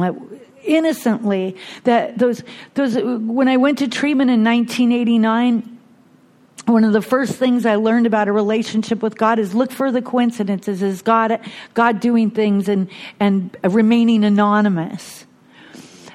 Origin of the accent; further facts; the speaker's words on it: Bellingham, Washington, United States; I was born and raised in Bellingham, Washington, one of six kids